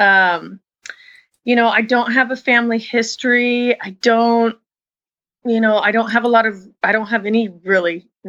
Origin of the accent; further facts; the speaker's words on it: Washington, United States; moved away as an adult; now in Petaluma, United States; I'm originally from Washington State. I've only been down here about 5 years